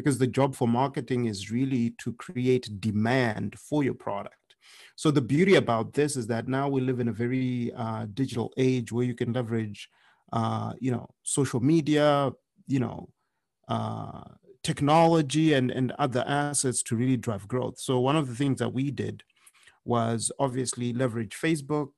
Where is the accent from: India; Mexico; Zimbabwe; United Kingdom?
Zimbabwe; now in United States; I had experienced hunger while living in Zimbabwe because I grew up in Zimbabwe.